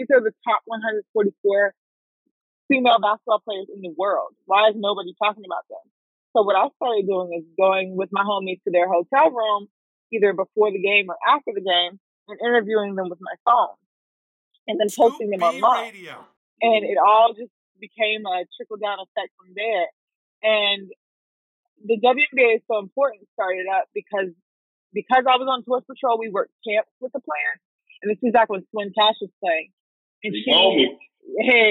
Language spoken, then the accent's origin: English; Raleigh, North Carolina, United States; I'm from Raleigh